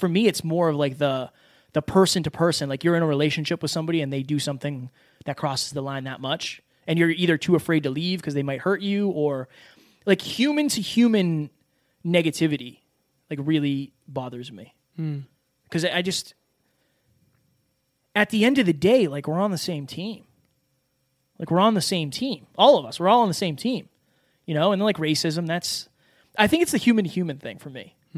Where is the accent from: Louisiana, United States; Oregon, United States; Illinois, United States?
Louisiana, United States; I'm from Louisiana, this small town, like, you know, not meant to be anything.